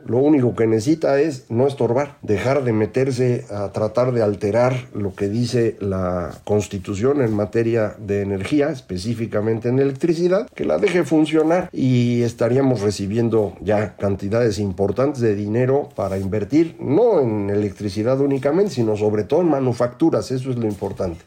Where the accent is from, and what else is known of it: Mexico